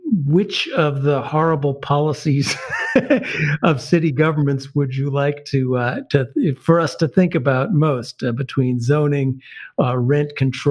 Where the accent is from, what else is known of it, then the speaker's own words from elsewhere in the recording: Chicago, Illinois, United States; I grew up in Chicago in the 1970s in the wake of the 1968 riots